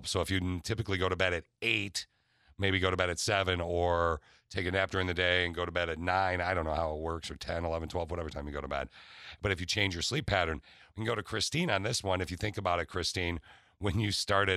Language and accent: English; East Lansing, Michigan, United States; I grew up in East Lansing. I grew up around Michigan State